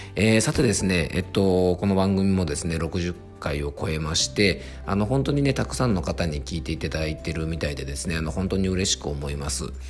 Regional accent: Fuefuki, Yamanashi, Japan; 僕の地元は伊佐温泉という温泉町

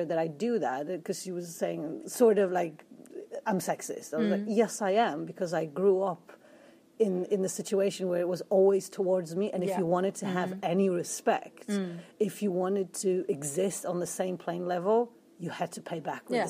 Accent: Poland

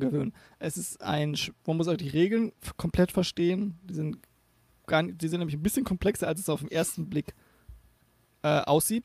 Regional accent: the North, Northern Germany, Germany; ich komme aus dem Norden

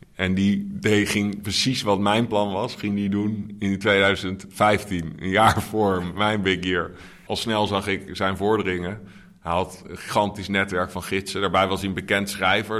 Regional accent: The Hague, South Holland, Netherlands; now in Amsterdam, Netherlands; Nee, Scheveningen ben ik geboren.

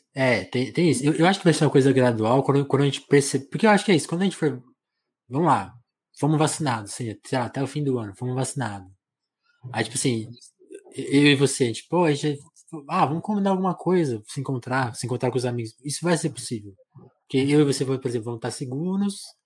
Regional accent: Brazil

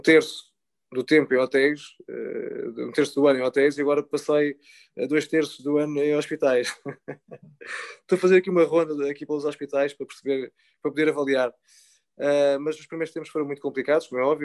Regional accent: Portugal; no Rio Sado, que foi onde eu cresci

